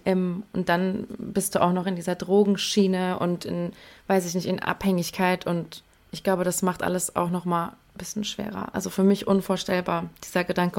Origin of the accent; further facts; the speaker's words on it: near Frankfurt, Hesse, Germany; ich komme aus Hessen, in der Nähe von Frankfurt